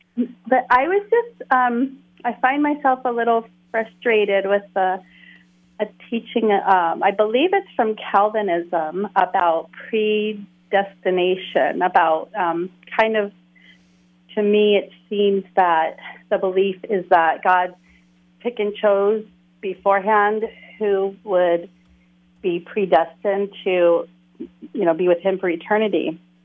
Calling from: Waimanalo, Hawaii, United States; I'm calling from Oahu, Hawaii

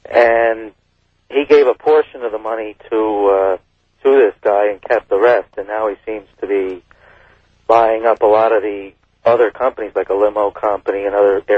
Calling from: Burlington, Vermont, United States; I'm calling from Burlington, Vermont.

